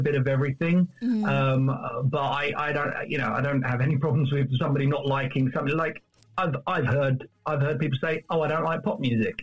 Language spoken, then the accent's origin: English; Kingston upon Thames, London, United Kingdom; I was born in Kingston-upon-Thames